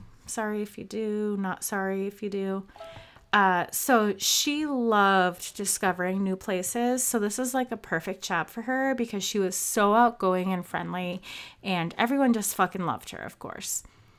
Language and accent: English; Minnesota, United States; movie Fargo takes place, which is not Fargo, but in Minnesota. I don't know if you could tell from my accent. Apparently, sometimes I have one, sometimes I don't.